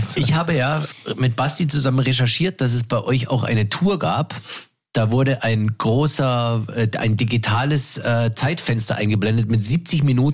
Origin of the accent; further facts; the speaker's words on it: Landsberg am Lech, Bavaria, Germany; moved away; im kleinen beschaulichen Landsberg am Lech, wo ich damals noch gewohnt habe und, und wo ich herkomme